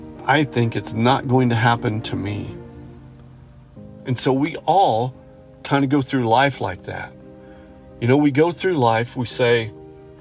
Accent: hometown about 15 miles from Kokomo, Indiana, United States; We're going to drive back to my hometown from Kokomo

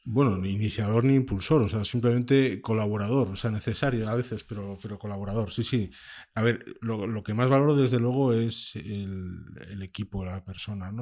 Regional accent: Gijón, Asturias, Spain; Yo nací en Gijón y aunque me considero un asturiano nómada

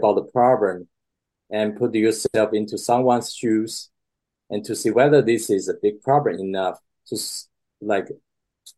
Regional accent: Taiwan; moved away as an adult; also born or lived in Boston; I grew up in Taiwan

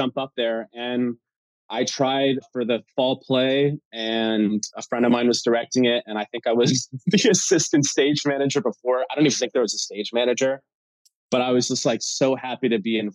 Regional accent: Ottsville, Pennsylvania, United States; I'm from Pennsylvania

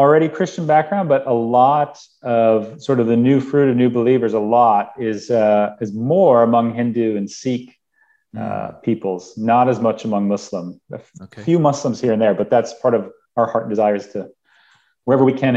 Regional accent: Minnesota, United States; moved away as an adult; also born or lived in Pakistan / Middle East; I'm from Minnesota and it's nice and cold

